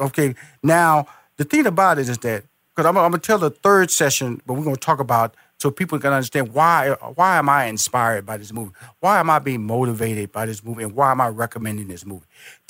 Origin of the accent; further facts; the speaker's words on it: Houston, Texas, United States; now in Atlanta, United States; Now here at a restaurant in Houston, where I'm originally from, I was born and raised in Houston, yep. I'm now based in Atlanta, Georgia